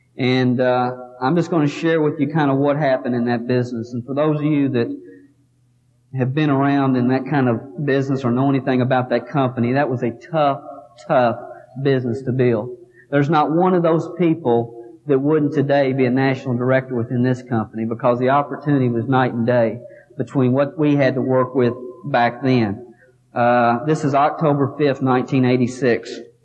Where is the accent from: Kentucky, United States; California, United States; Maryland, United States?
Kentucky, United States; Here I am from Kentucky